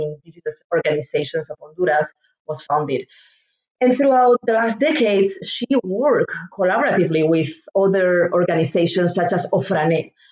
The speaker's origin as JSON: {"language": "English", "country": "Spain", "moved": "as an adult", "lives_now": "Indianapolis, United States", "said": "I'm originally from Spain and moved to the United States to pursue grad st- studies"}